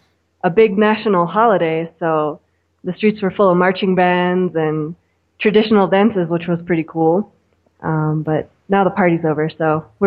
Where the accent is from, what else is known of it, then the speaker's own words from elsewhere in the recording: Florida, United States; moved away as an adult; also born or lived in Tarija, Bolivia / Cochabamba, Bolivia; now in Bolivia; I live in Bolivia right now. Originally, I'm from Florida. My husband's from Argentina, so we're a bit of, I guess, what you would call nomads.